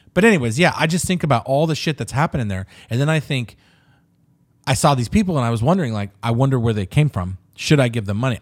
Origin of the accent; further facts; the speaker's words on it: Riverside, California, United States; I come from Riverside, so you sort of have it in you